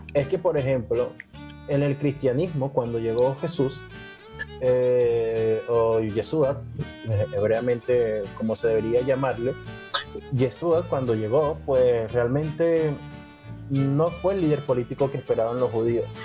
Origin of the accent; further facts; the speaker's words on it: Venezuela; now in Spain; yo soy venezolano, pero vivo en España